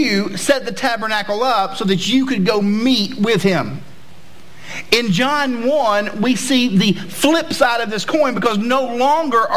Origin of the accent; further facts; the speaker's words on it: East Tennessee, United States; moved away; I'm from Tennessee originally, and I'm from the good part of Tennessee, because once you go west of Nashville, it gets kind of not cool. But on the east side of Tennessee, it's really cool.